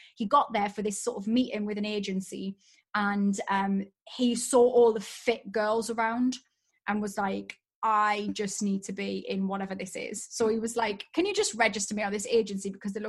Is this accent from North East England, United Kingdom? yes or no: yes; Newcastle upon Tyne, North East England, United Kingdom; I'm from Newcastle